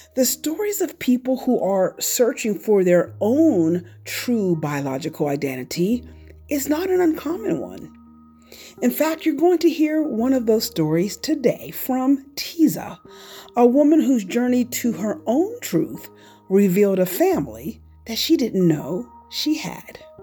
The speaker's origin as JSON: {"language": "English", "town": "Pittsburgh", "region": "Pennsylvania", "country": "United States", "tie": "born or raised there", "said": "I grew up in the Pittsburgh area, um, and I grew up in a small western suburban town"}